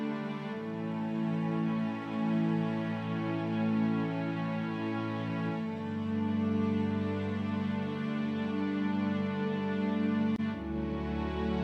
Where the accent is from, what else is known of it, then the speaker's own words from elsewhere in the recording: Grand Rapids, Michigan, United States; now in Nashville, United States; I'm from Nashville, Tennessee, originally from Grand Rapids, Michigan